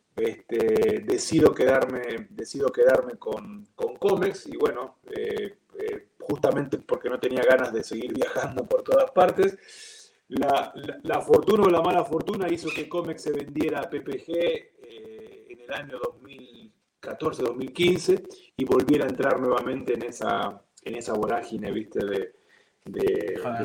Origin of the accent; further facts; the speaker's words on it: Buenos Aires, Argentina; moved away as an adult; also born or lived in Mexico; now in Costa Rica; nací en Buenos Aires, soy argentino de nacionalidad